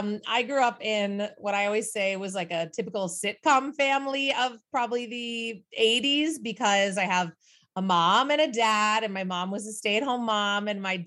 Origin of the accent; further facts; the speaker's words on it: New York, United States; As you know, I'm a New Yorker, but I'm currently, or was until COVID shut it down, playing Nettie in Carousel at Riverside Theater here in Vero.